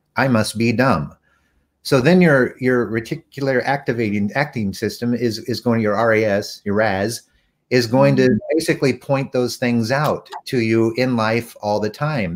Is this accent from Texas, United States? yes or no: yes; Texas, United States; I'm from Texas.